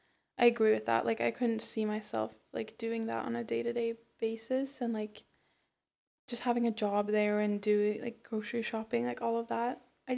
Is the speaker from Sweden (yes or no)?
yes; Sweden; English is a second language; now in California, United States; my hometown because it's so close to Åre. Like, right. the biggest skiing resort in Sweden, basically.